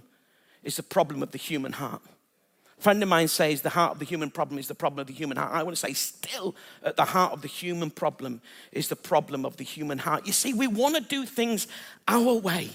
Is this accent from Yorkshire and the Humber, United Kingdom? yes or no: yes; Bradford, Yorkshire and the Humber, United Kingdom; moved away; I'm originally from Bradford